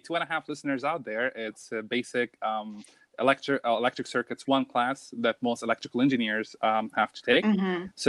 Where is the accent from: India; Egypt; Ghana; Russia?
Egypt; Cairo, Cairo Governorate; also born or lived in Abu Dhabi; now in Germany; I am from Cairo, Egypt. And my family lives in Abu Dhabi